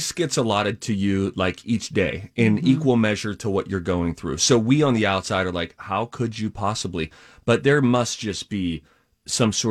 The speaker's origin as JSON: {"language": "English", "region": "Pennsylvania", "country": "United States", "tie": "born or raised there", "said": "I grew up in Pennsylvania"}